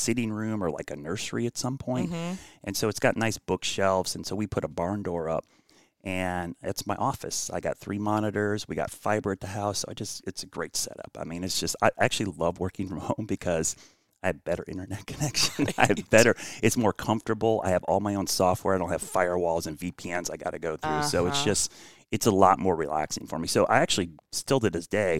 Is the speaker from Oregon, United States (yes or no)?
no; Northeast Ohio, United States; I grew up in Northeast Ohio